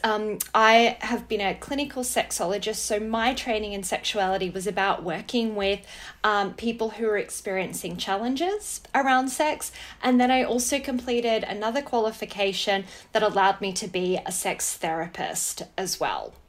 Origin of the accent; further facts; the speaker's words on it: Wangaratta, Victoria, Australia; I grew up in Wangaratta